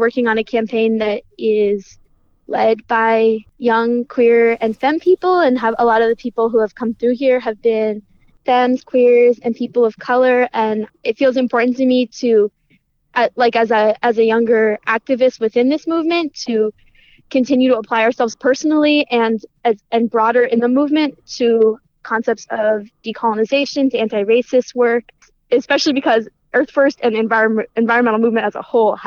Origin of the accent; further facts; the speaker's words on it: California, United States; now in Humboldt County, United States; I grew up in California and ended up in Humboldt County kind of by chance